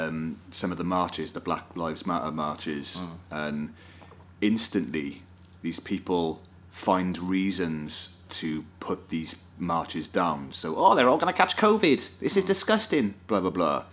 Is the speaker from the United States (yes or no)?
no; Wales, United Kingdom; we're Welsh and we come from the fucking land of song and music's part of our culture. as Welsh people